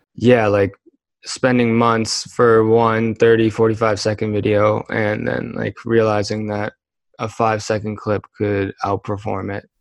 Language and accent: English; Kitchener, Ontario, Canada; now in Calgary, Canada; I am from Kitchener, Waterloo, and Ontario.